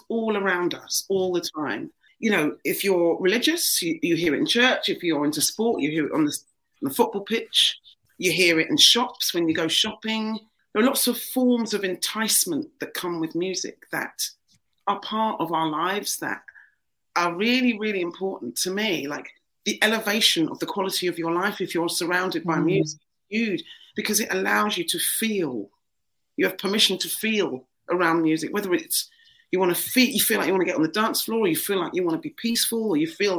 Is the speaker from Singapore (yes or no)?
no; London, United Kingdom; now in Liverpool, United Kingdom; I grew up in the East End of London.